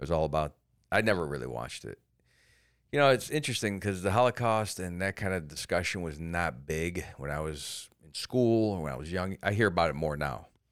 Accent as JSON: {"language": "English", "town": "Cleveland", "region": "Ohio", "country": "United States", "tie": "born or raised there", "also_born_or_lived": "Germany", "moved": "yes", "said": "I came from Cleveland"}